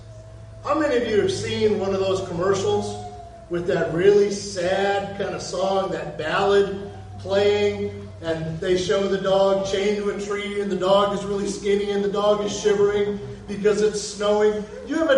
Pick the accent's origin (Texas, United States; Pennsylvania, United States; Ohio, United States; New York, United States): Ohio, United States; now in Florida, United States; We're from Ohio